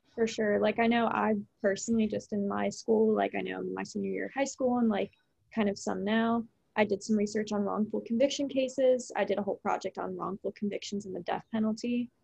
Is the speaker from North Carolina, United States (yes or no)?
no; Brevard County, Florida, United States; I'm from Brevard too